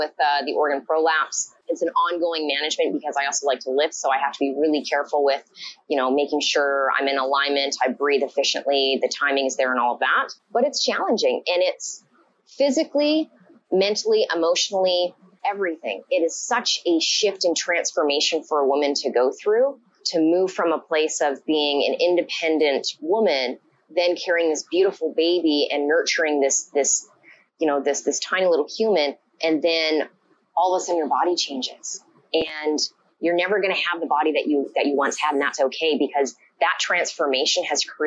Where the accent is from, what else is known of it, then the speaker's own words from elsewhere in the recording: Vancouver, British Columbia, Canada; I hail from Vancouver, BC, Canada